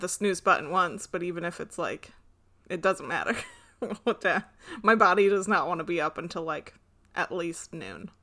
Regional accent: United States; we're American

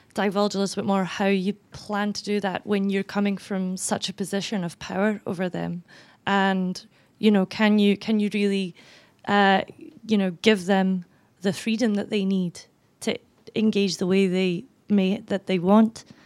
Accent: Canada; as Canadian

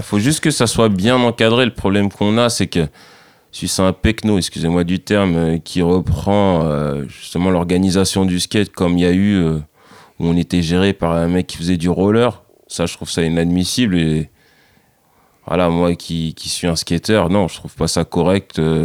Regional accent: Saint-Denis, Île-de-France, France; moved away as an adult; now in Boulogne, France; je suis originaire de Saint-Denis, dans le 93

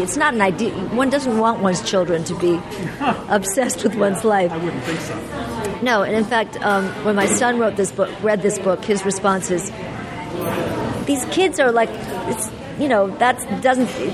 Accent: Los Angeles, California, United States; also born or lived in New York; I grew up in Los Angeles

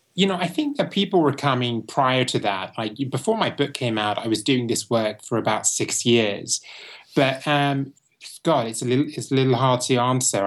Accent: Bristol, South West England, United Kingdom; moved away as an adult; now in Los Angeles, United States; I was born in Bristol, England, um, which is the fourth largest city in England.

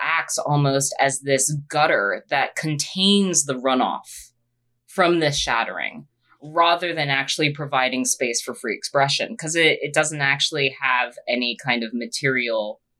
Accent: England, United Kingdom; No, I'm English and I hate myself.

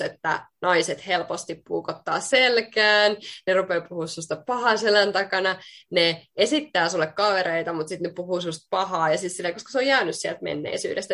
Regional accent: Finland; also born or lived in Queensland, Australia / Bali, Indonesia / Spain; now in Sydney, Australia; mä tuun Suomesta

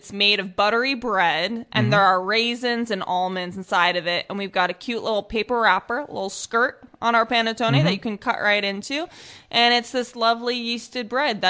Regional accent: Minnesota, United States; No, I grew up in Minnesota, actually.

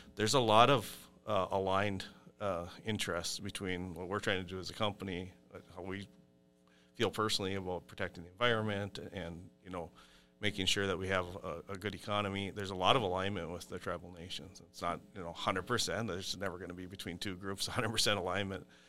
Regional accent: Brookston, Minnesota, United States; I grew up on McCamus Road, which is just west of Brookston.

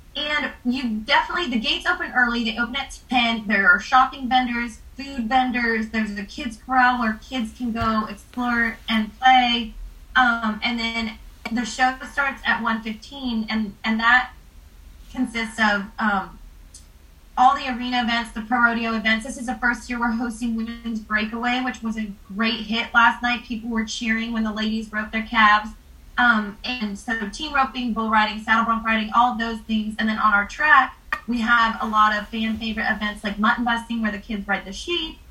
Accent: Salinas, California, United States; also born or lived in San Luis Obispo; I grew up in Salinas. So I was born and raised coming here every year

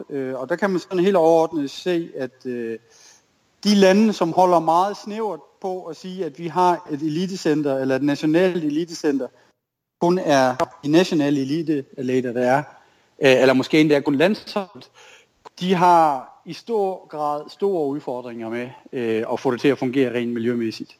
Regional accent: Tinglev, Southern Denmark, Denmark; jeg er jo opvokset i Tinglev

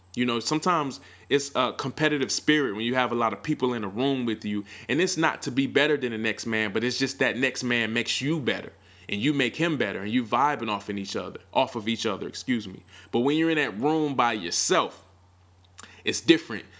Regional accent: Milwaukee, Wisconsin, United States; My hometown, Mill City

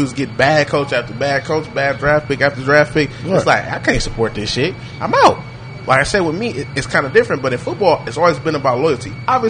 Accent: Detroit, Michigan, United States; I'm from Detroit.

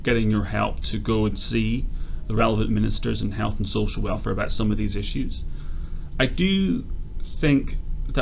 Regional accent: Skerries, Leinster, Ireland; moved away as an adult; also born or lived in London, United Kingdom / New York, United States; one of my best friends growing up in Skerries

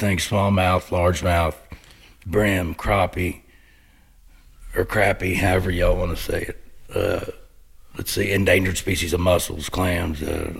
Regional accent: Garden City, Missouri, United States; now in Chapel Hill, Tennessee, United States; George Brett actually used to duck hunt down where I live in Garden City, where I grew up in Garden City.

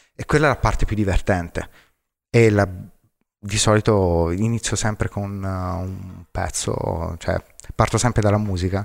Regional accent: Arezzo, Tuscany, Italy; sono cresciuto ad Arezzo, la, la, patria dei cinghiali ringhiosi.

